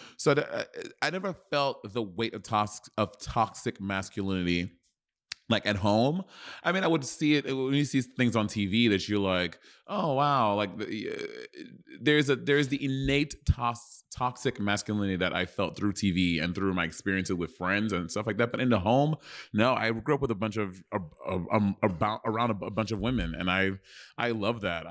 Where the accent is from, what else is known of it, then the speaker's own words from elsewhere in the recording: Brooklyn, New York, United States; I was born in Kings County Hospital